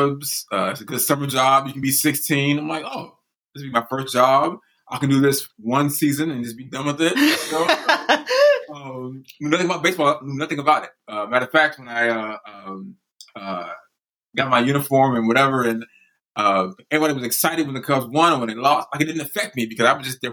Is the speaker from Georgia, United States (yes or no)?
no; Chicago, Illinois, United States; I grew up on the West Side